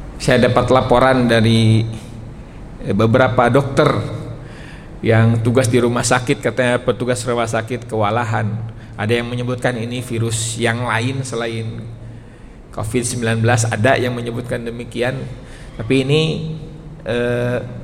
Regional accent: West Java, Indonesia; Karena saya orang Sunda

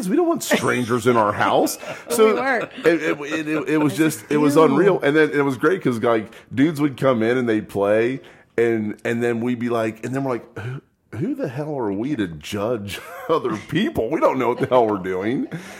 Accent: Westerville, Ohio, United States; Westerville South

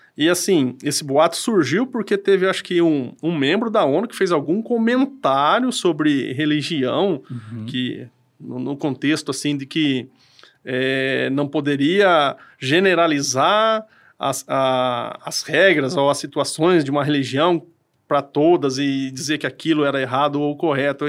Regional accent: Cambira, Paraná, Brazil; eu ali sou da cidade de Cambira ali e trabalho aqui em Apucarana

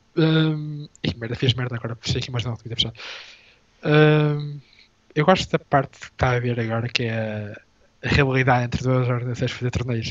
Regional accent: Portugal; first language Portuguese; somos portugueses

